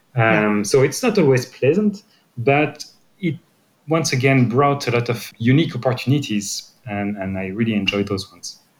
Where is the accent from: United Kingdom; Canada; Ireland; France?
France; Brittany; English is a second language; moved away; I'm coming from Brittany